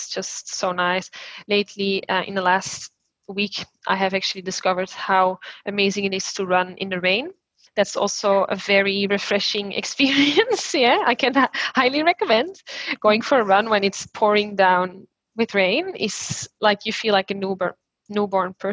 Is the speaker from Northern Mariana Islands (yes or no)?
no; Belgium; now in Sydney, Australia; I'm from Belgium.